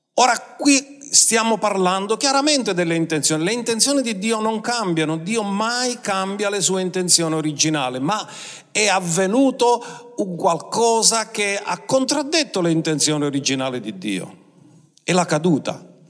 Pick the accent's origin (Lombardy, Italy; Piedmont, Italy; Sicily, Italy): Sicily, Italy